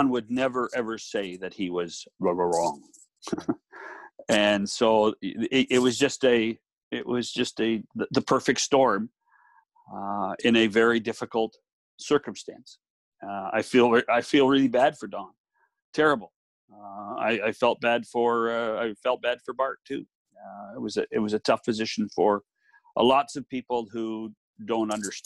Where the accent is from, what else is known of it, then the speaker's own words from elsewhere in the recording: British Columbia, Canada; also born or lived in Calgary; now in Toronto, Canada; I was born in British Columbia